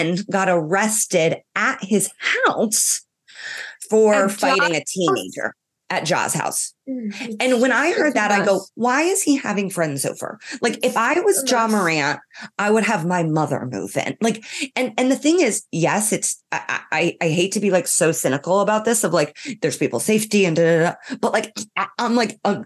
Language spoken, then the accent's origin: English; Ireland; I'm from Ireland